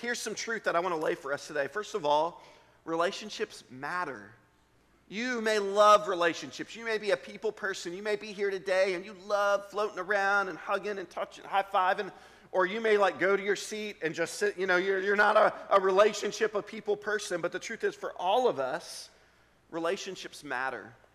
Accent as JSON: {"language": "English", "town": "Richmond", "region": "Virginia", "country": "United States", "tie": "born or raised there", "said": "I grew up in Richmond, Virginia"}